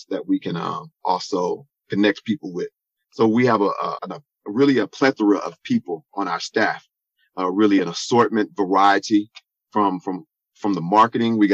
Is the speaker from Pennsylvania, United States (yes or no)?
no; Dallas, Texas, United States; moved away as an adult; now in New Jersey, United States; I am a native from the Dallas-Fort Worth Metroplex.